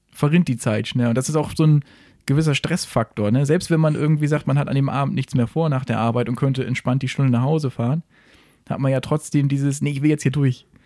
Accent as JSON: {"language": "German", "town": "Siekel", "region": "Lower Saxony", "country": "Germany", "said": "Ich komme aus Siekel. Das heißt, äh, das ist ja alles noch Bundesstraße, Landstraße"}